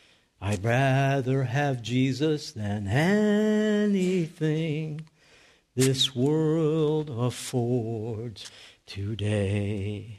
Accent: North Tonawanda, New York, United States; I told you at the beginning, I grew up in Western New York. And I lived at 319 Tremont Street.

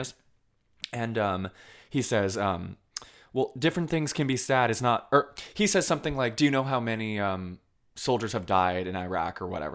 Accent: Colchester, Vermont, United States; moved away; I'm from Colchester.

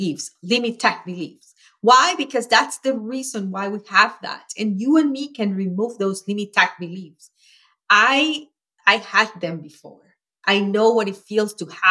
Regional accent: Venezuela; moved away as an adult; now in United States; I grew up in Venezuela, as you know, and when I was 11, my mom and I were evicted, and I grew up in a shack

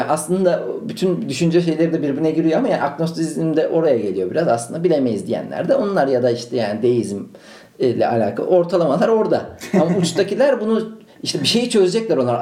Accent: Ankara, Turkey; Ankaralıyım ben.

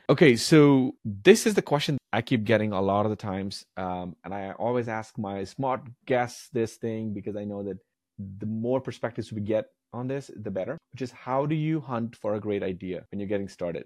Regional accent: India; moved away as an adult; now in United States; I grew up in India, and, like, moving here

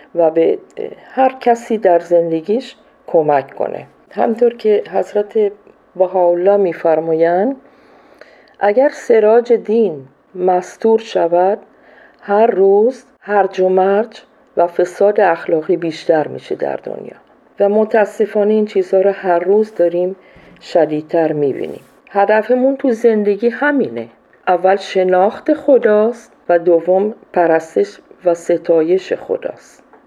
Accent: Iran; moved away as an adult; also born or lived in Colombia / Peru; now in Ecuador; من از سال 76 از ایران بیرون اومدم و رفتم کلمبیا بعد از اون رفتم پرو بعدشم اکوادور هستم

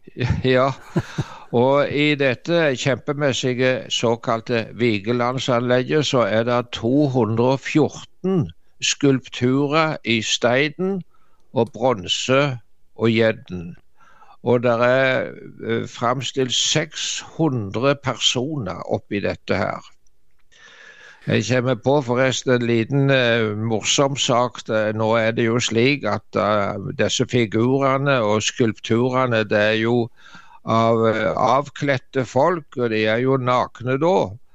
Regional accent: Varhaug, Rogaland, Norway; hjemme på Varhaug, der så jeg vokste opp i Dubland, som vi sa

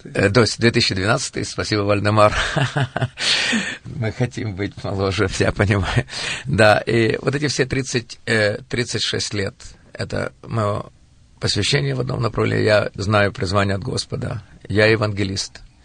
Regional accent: Kirovohrad, Kirovohrad Oblast, Ukraine; я родился в Украине, в городе Кировограде, в семье потомственных верующих

